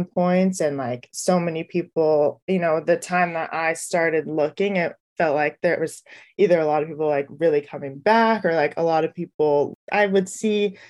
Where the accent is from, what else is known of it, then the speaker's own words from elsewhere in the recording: Rohnert Park, California, United States; moved away as an adult; also born or lived in San Marcos, California; now in New York, United States; I grew up in Rona Park, which is in Sonoma County, about an hour outside San Francisco